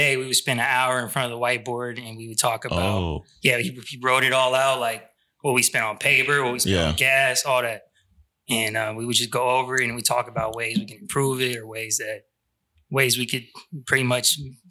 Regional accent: Sacramento, California, United States; also born or lived in Madera, California; After third grade, I've been out here.

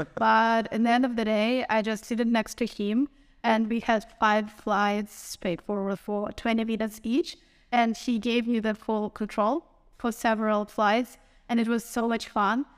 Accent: Ukraine; from Ukraine

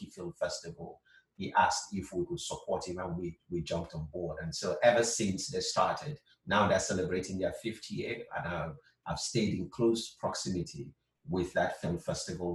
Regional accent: Southeast Nigeria, Nigeria; moved away as an adult; now in California, United States; I was born in Nigeria, will always be Nigerian.

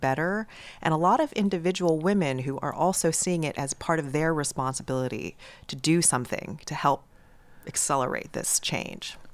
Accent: New York, United States; I'm in from New York

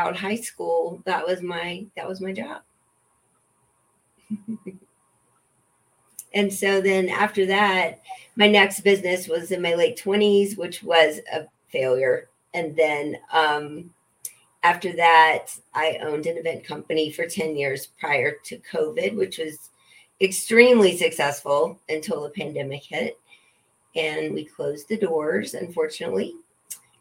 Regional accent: Louisiana, United States; now in Colorado, United States; I grew up in Louisiana

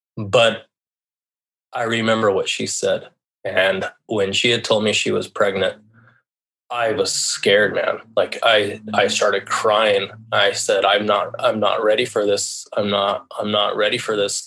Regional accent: La Jara, Colorado, United States; moved away as an adult; also born or lived in Seattle, Washington; I was born in La Jara, Colorado. Basically raised in the Southwest, where very small town. You know, the town I grew up in was 900 people

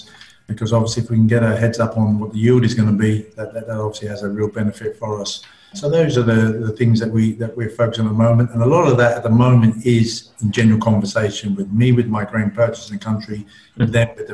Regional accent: London, United Kingdom; I'm from London

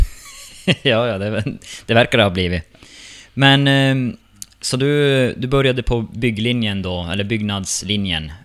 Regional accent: Vittangi, Norrbotten County, Sweden; now in Stockholm, Sweden; Vi har båda kommit från Vittangi till eh, Stockholm.

